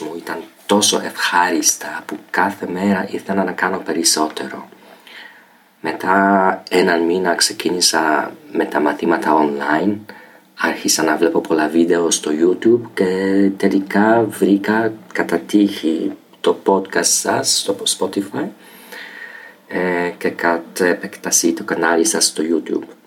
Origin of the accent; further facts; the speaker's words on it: Poland; Greek is a second language; είμαι από την Πολωνία